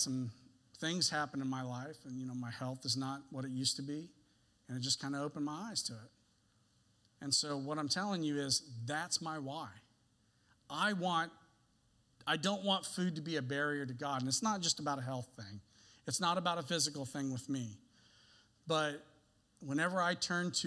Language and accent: English; the South, United States; I told you that I grew up in the South.